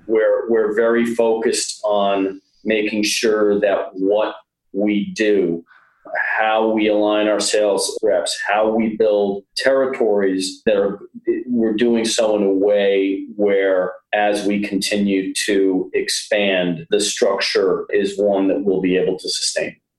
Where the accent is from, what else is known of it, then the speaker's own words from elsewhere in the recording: New York area, United States; i am from the New York area uh, originally